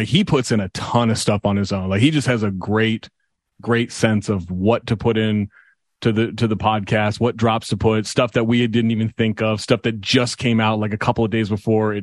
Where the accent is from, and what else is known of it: Sacramento, California, United States; moved away; also born or lived in Minneapolis